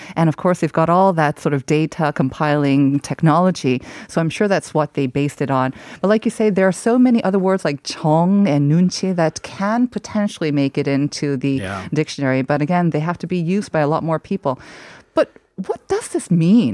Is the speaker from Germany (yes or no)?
no; South Korea; As a Korean